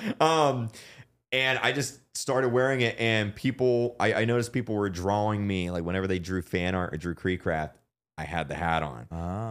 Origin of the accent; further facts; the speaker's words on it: Florida, United States; we're both from Florida